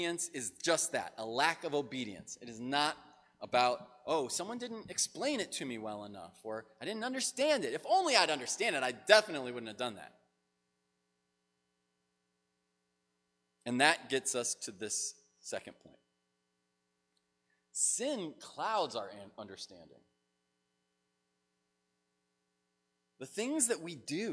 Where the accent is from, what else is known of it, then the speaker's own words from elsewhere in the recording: United States; as an American